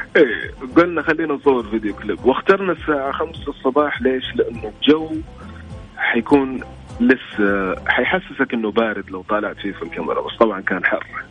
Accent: Saudi Arabia; عندنا في السعوديه

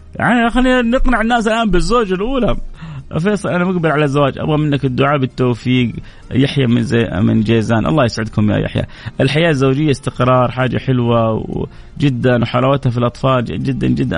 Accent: Saudi Arabia; عندنا في السعودية، مو عندنا في الخليج

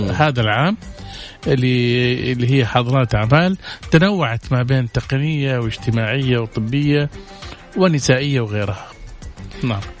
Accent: Saudi Arabia; عندنا في السعودية

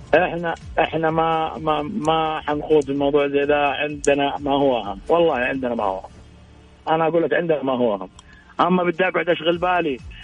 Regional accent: Saudi Arabia; كلنا كسعوديين

